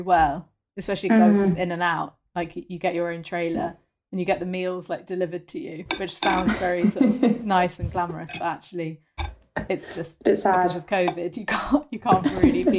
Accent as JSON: {"language": "English", "region": "London", "country": "United Kingdom", "tie": "born or raised there", "also_born_or_lived": "Oxford", "said": "I'm from London. Very boring. I went to school in Oxford"}